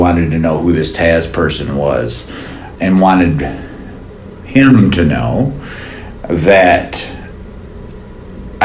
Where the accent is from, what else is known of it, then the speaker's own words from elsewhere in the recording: Lansing, Michigan, United States; my wife is from Lansing, I'm from Lansing